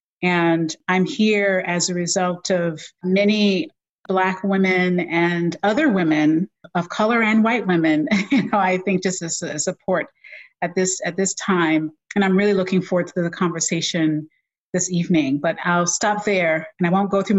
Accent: Philadelphia, Pennsylvania, United States; moved away as an adult; I'm from Philadelphia, West Philadelphia, originally born and raised by my mother

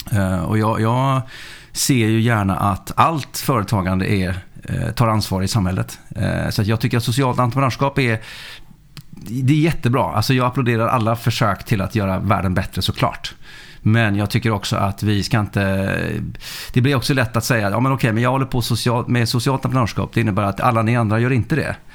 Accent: Sweden; also born or lived in Faroe Islands / Norway / Denmark; Jag eh, är uppvuxen i Sverige. Jag eh, kom hit när jag var sex år. Men är född på Färöarna och uppvuxen i Norge, och Danmark och Sverige.

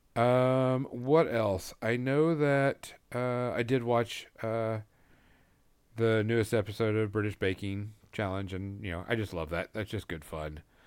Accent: Fort Smith, Arkansas, United States; Hanging Judge Parker, which is a very prevalent person around my hometown

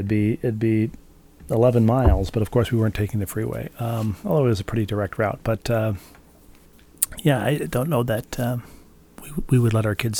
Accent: Minnesota, United States; born or raised there

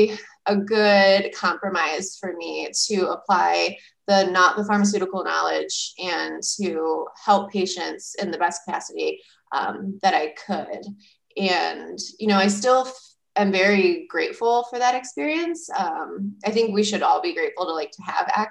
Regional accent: Lorain, Ohio, United States; moved away as an adult; also born or lived in San Antonio, Texas / San Francisco Bay Area, California / Chicago, Illinois; I grew up in Lorain, Ohio, which is just west of Cleveland

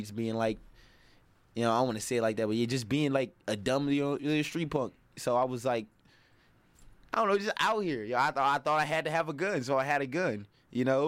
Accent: Milwaukee, Wisconsin, United States; Initially, like, the Hampton area, over there by Wall Park

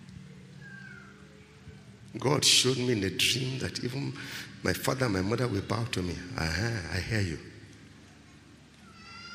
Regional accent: Nigeria; I'm a Nigerian.

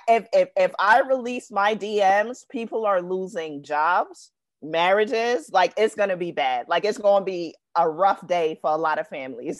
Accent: New York City, New York, United States; I'm from Brooklyn, New York. Brooklyn raised me.

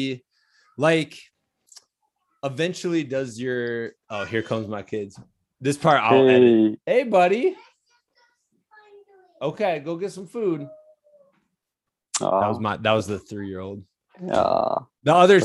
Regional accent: Midwest, United States; And I'm from the Midwest originally.

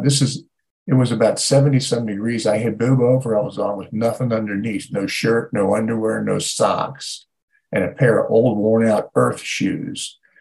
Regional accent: Ohio, United States; moved away; I grew up in Ohio

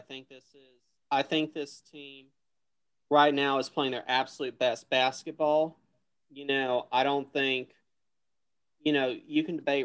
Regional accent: Houston, Texas, United States; my hometown Houston

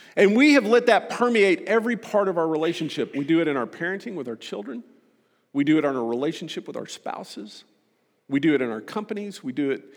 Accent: Texas, United States; I'm a Texan

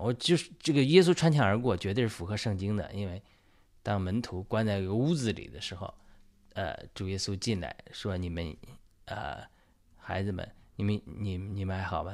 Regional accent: China; 我是一个中，中国人，我相信神呼召我参与中国福音化的过程

